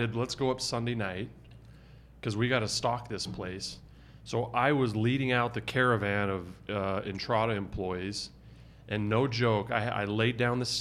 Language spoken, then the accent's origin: English; Arizona, United States; now in Utah, United States; I grew up in Arizona where there's deer